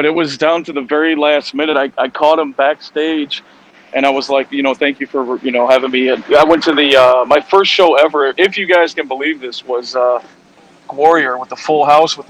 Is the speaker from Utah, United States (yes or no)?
no; Chicago, Illinois, United States; also born or lived in Mexico; I'm from Chicago, so it wasn't the greatest weather up here.